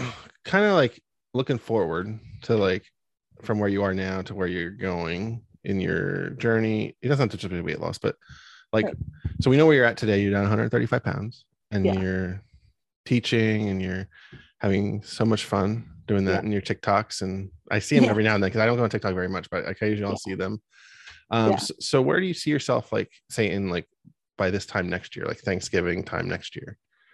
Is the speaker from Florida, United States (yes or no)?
no; Pennsylvania, United States; now in Maryland, United States; Like we get here in Maryland, we don't get a ton, but I'm from Pennsylvania, and we used to get a ton.